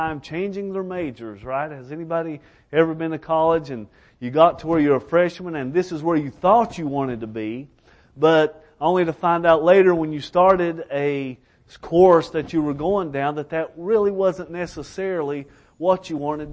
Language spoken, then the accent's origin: English; Elkhorn City, Kentucky, United States; also born or lived in Alaska; I'm from Elkhorn City, Kentucky